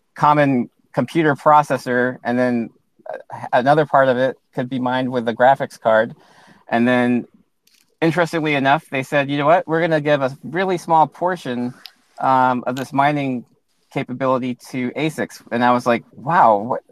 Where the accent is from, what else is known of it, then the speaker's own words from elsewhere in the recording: Alaska, United States; also born or lived in Hilo, Hawaii / Louisiana; moved to Alaska, and that's where I grew up since uh, since I was about six years old